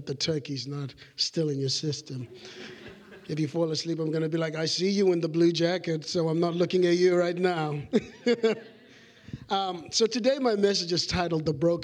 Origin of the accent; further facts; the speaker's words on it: Zimbabwe; moved away; when I was growing up in Zimbabwe in an orphanage